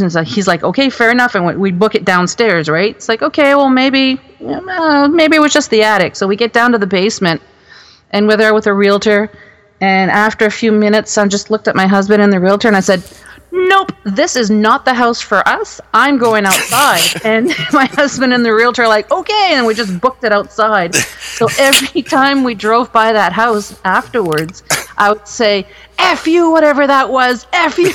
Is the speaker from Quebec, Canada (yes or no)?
no; Moncton, New Brunswick, Canada; also born or lived in Alberta; now in Ontario, Canada; my hometown in Moncton, New Brunswick